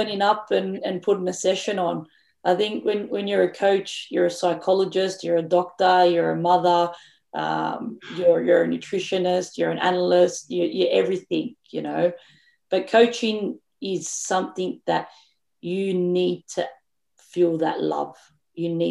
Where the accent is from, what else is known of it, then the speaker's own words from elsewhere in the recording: Australia; we are as Australian coaches